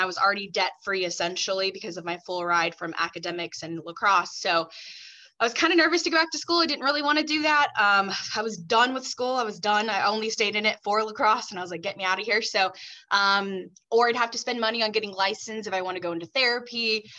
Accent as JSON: {"language": "English", "town": "Garland", "region": "Texas", "country": "United States", "tie": "born or raised there", "lives_now": "New York City, United States", "said": "So I'm originally from Dallas, Texas. I do not have a Southern accent, unfortunately, because I came from a civilized part of Texas. So I don't sound Southern, unfortunately, but I grew up my whole life in Texas in a small town called Garland."}